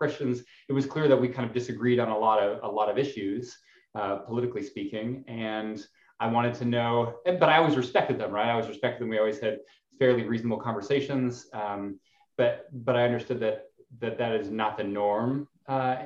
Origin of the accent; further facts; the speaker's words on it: Alberta, Canada; I grew up in Canada, the kind of Texas of Canada, Alberta